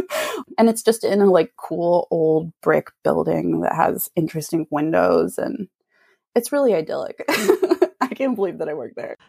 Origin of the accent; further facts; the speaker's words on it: Santa Cruz, California, United States; moved away as an adult; now in Sacramento, United States; I'm from Santa Cruz and I moved a few years ago to Sacramento